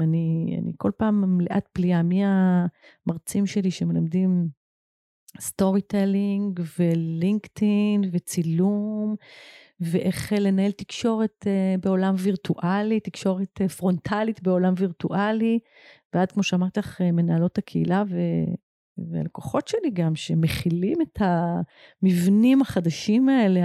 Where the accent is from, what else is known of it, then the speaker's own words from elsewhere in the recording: Israel; גדלתי בקיבוץ